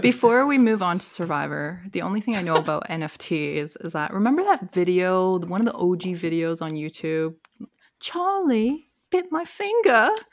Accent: Toronto, Ontario, Canada; I grew up in Toronto

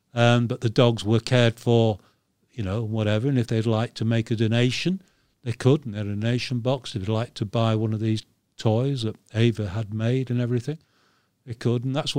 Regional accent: Yorkshire and the Humber, United Kingdom; We're both from Yorkshire. North of England.

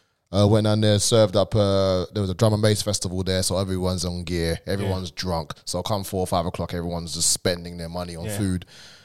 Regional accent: Brentwood, East of England, United Kingdom; I said, "No, you're letting me in. I come from Brentwood."

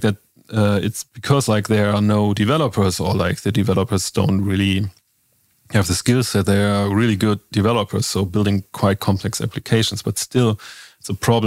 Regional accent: Northern Germany, Germany; I'm myself growing up in Northern Germany

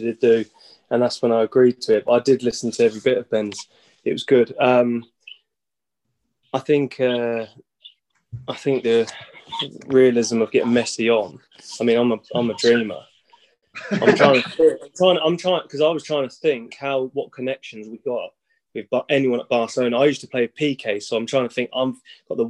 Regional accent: Peterborough, East of England, United Kingdom; moved away as an adult; also born or lived in Greece; I'm from Peterborough

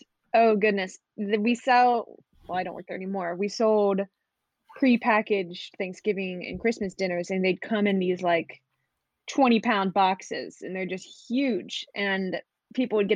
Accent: Sacramento, California, United States; almost growing up in Sacramento my whole life

